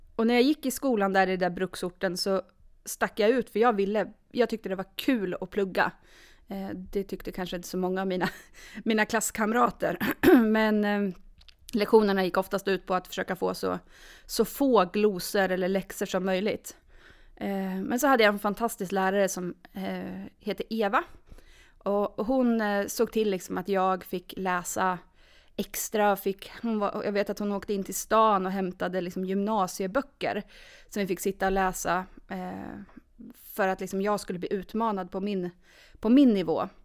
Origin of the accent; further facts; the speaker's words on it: Norrköping, Östergötland, Sweden; moved away as an adult; now in Sundsvall, Sweden; Född och uppvuxen i Norrköping.